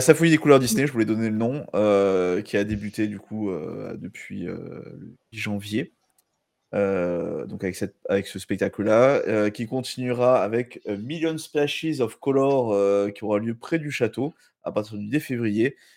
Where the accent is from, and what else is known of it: France